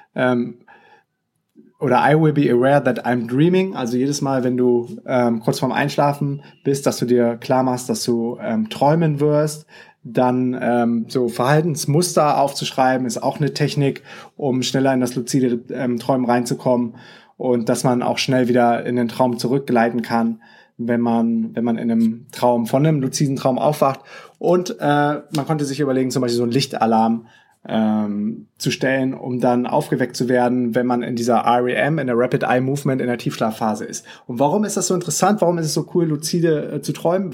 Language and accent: German; Düsseldorf, North Rhine-Westphalia, Germany; das ist nämlich meine Heimatstadt